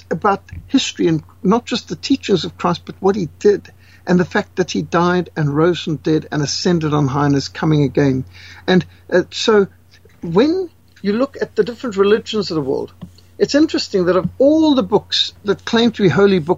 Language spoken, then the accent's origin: English; Zimbabwe; I was raised in Rhodesia in a secular family